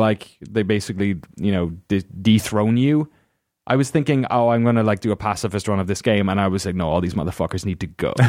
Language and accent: English; Ireland; moved away; growing up in Ireland